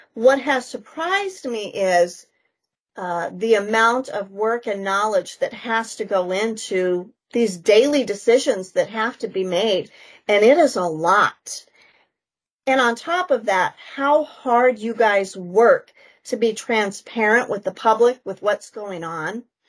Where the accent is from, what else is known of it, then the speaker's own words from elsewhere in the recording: Wyoming, United States; moved away as an adult; also born or lived in South Dakota; now in Vermillion, United States; I grew up in Wyoming, kind of the mountains of Wyoming, born and raised there